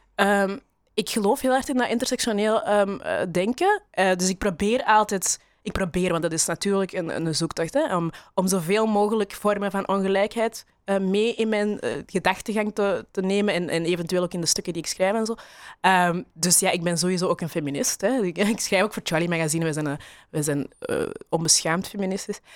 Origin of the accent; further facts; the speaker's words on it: Belgium; ik ben opgegroeid in België